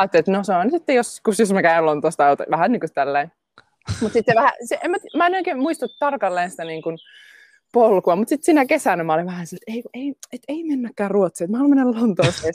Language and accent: Finnish; Jyväskylä, Central Finland, Finland; also born or lived in Helsinki, Finland; now in London, United Kingdom; mä oon Jyväskylästä kotoisin, synnyin Jyväskylän keskussairaalassa.